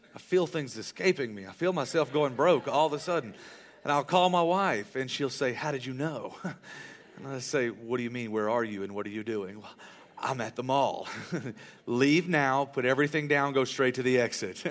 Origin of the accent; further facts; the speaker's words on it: United States; I live in America, and I'm proud to be an American